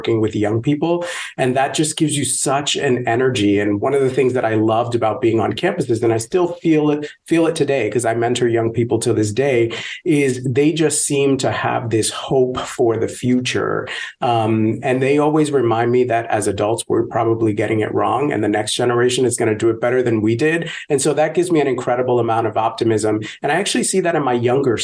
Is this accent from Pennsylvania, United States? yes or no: no; New York City, New York, United States; I grew up poor in the South Bronx, in the projects